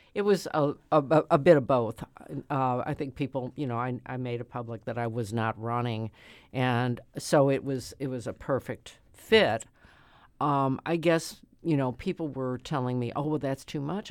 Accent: St. Louis, Missouri, United States; I'm a lifelong citizen of the city of Saint Louis. I grew up in South Saint Louis in the fourteenth Ward

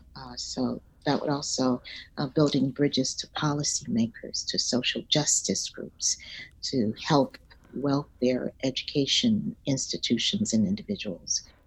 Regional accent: Dallas, Texas, United States; I grew up in Dallas, Texas, uh, south of the Trinity

